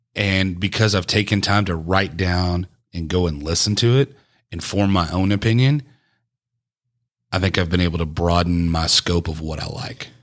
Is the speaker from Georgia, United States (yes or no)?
no; East Texas, United States; the melting pot I grew up listening to in East Texas was obviously country music, because it's Texas